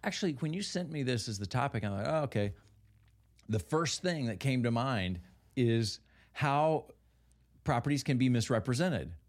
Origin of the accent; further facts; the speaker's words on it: Kentucky, United States; I grew up in Kentucky